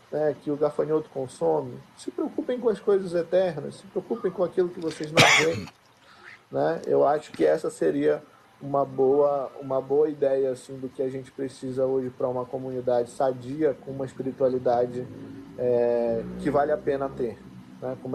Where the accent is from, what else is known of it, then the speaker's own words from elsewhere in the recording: Amapá, Brazil; Mas, eu sou aqui do Amapá, um pé de Belém.